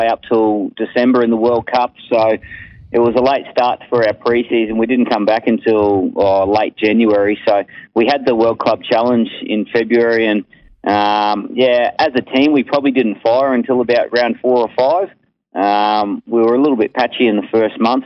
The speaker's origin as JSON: {"language": "English", "region": "North Queensland", "country": "Australia", "tie": "born or raised there", "said": "I grew up in North Queensland and I was always outdoors exercising"}